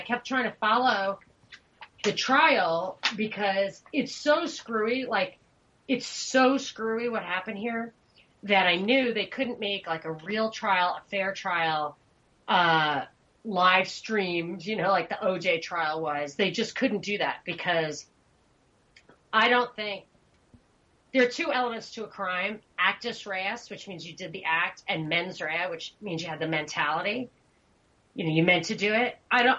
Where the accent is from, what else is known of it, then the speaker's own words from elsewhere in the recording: New York, United States; As a New Yorker, it never really gets cold.